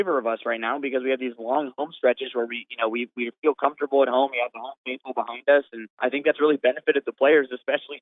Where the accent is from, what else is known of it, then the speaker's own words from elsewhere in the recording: Orlando, Florida, United States; moved away; my hometown, Orlando